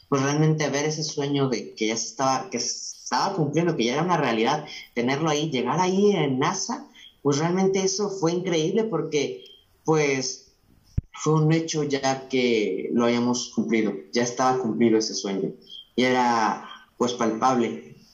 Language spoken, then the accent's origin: Spanish; Mexico; Pues toda esa gente, mi pueblo, mi país, me alimentaba para seguir adelante y para nunca cambiar y seguir apuntando hacia las estrellas.